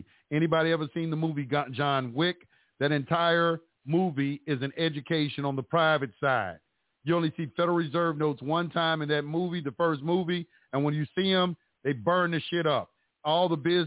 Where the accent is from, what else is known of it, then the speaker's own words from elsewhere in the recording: Dallas, Texas, United States; moved away; That's my hometown.